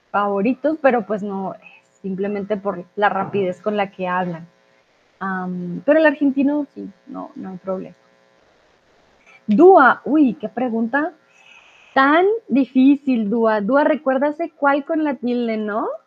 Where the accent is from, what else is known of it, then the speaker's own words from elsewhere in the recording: Colombia; Y aquí, cuando digo que soy de Colombia, es como, hmm